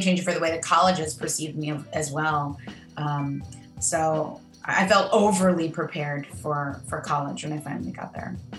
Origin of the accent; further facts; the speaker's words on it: Manistee, Michigan, United States; also born or lived in Grand Rapids, Michigan; I was born in Grand Rapids, Michigan, and um, and then I grew up a, a bit north of there in, in a very small uh, town